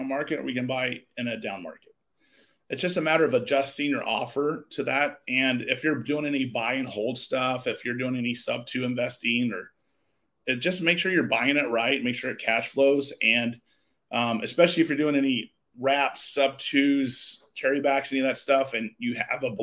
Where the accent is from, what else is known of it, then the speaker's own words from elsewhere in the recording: Midwest, United States; also born or lived in San Diego; now in Arizona, United States; I grew up in the Midwest